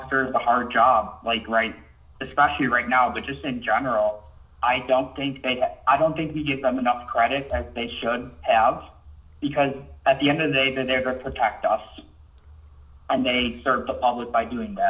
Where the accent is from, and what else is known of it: South Korea